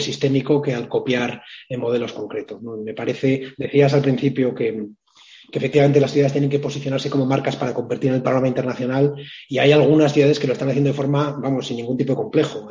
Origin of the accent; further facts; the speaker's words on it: Biscay, Basque Country, Spain; mi tierra, en, Vizcaya